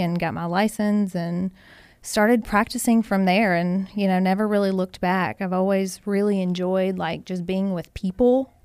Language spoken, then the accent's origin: English; Hancock County, Kentucky, United States; I grew up in Hancock County, so not very far away